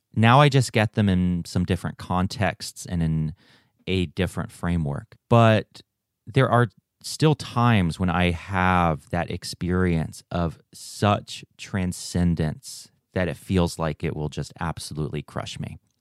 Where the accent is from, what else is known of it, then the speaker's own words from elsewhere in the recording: United States; also born or lived in Taiwan; I was raised in a missionary setting here in the States